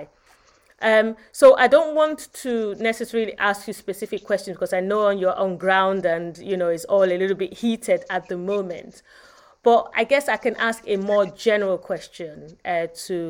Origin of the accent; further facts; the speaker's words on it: Nigeria; now in England, United Kingdom; my home country.